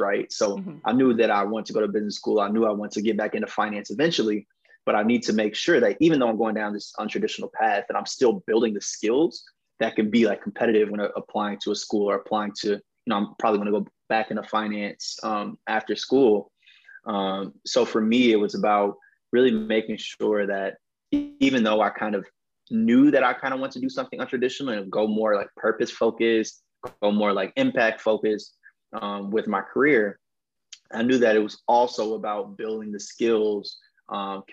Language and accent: English; Westchester, Illinois, United States; also born or lived in Chicago; I grew up partly in Chicago. My grandparents and both of my parents were from Chicago. They moved me and my sister out to the western suburbs of Westchester, you know, when we were born